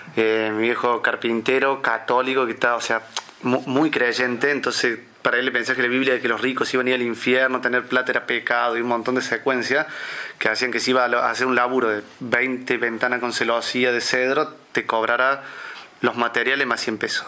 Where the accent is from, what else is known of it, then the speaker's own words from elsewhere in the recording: Córdoba, Argentina; Nací en Córdoba Capital en el año 1987